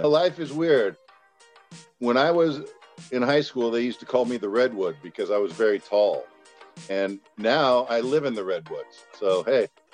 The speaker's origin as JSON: {"language": "English", "town": "San Jose", "region": "California", "country": "United States", "tie": "born or raised there", "moved": "yes", "said": "San Jose, that's where I'm from"}